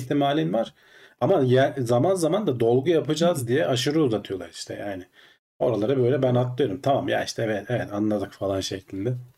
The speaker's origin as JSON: {"language": "Turkish", "region": "Ankara", "country": "Turkey", "said": "Ankaralıyız biz aslında."}